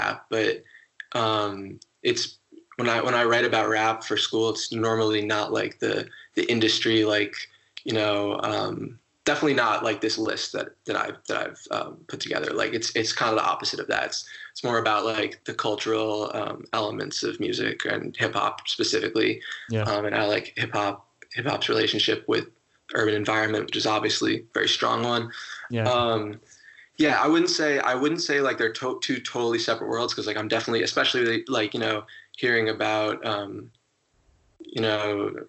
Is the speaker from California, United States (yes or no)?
no; right outside of New Haven, Connecticut, United States; I grew up right outside of New Haven.